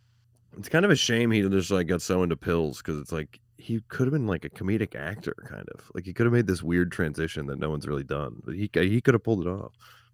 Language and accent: English; St. Louis, Missouri, United States; I'm from the Lou, and I'm proud.